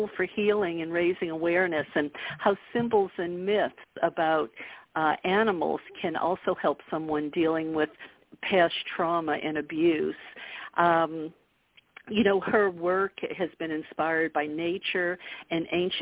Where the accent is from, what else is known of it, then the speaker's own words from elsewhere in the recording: the South, United States; I grew up in the South